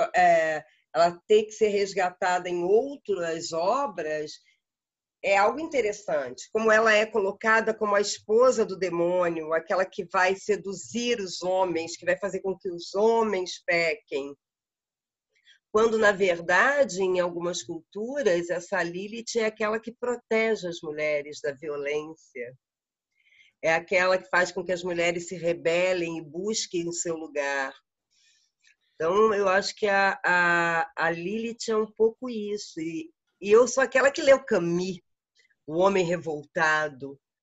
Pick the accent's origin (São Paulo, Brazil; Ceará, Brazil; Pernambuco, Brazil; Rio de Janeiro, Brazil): Rio de Janeiro, Brazil; moved away as an adult; now in Uberlândia, Brazil; no Rio de Janeiro eu tenho duas casas. A, a, grande casa que fez 100 anos agora, que é a minha casa de origem, a minha família vem de lá